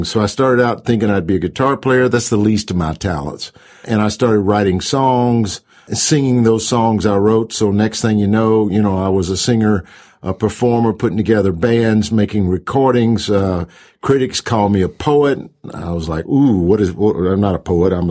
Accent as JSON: {"language": "English", "town": "Jackson", "region": "Georgia", "country": "United States", "tie": "born or raised there", "also_born_or_lived": "California", "moved": "as an adult", "said": "in Jackson, Georgia. In fact, I did. I lived in the same house for the first 18 years of my life."}